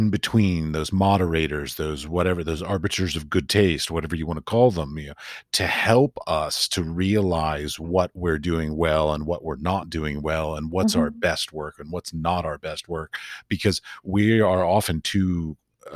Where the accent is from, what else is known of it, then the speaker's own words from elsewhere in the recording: United States; also born or lived in Washington, D.C. / San Francisco / North Carolina; I'm an American artist